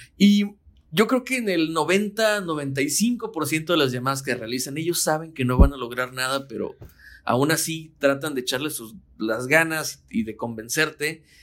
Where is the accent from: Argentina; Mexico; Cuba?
Mexico; como soy mexicano y estoy en México